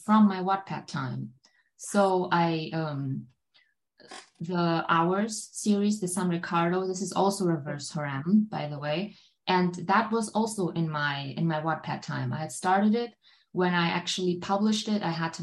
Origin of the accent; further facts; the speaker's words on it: Germany; first language German; English is a second language; here in Germany